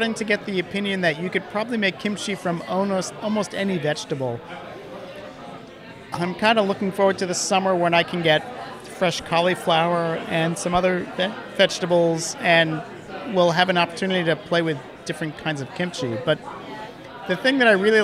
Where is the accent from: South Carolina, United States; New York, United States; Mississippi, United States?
New York, United States; New York City; the pickles that I grew up with on the Lower East Side